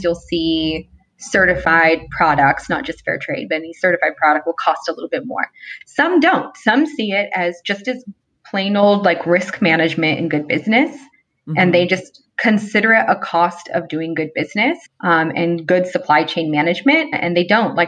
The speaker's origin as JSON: {"language": "English", "town": "Los Angeles", "region": "California", "country": "United States", "said": "I'm from"}